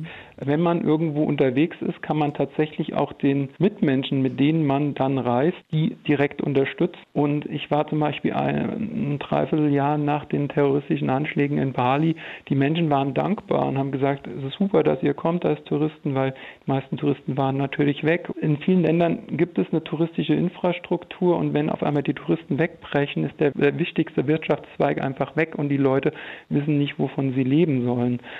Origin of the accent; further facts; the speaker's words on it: Germany; in Deutschland geboren worden zu sein